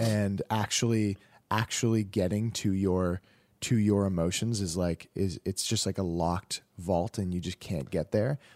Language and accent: English; Canada; I'm super Canadian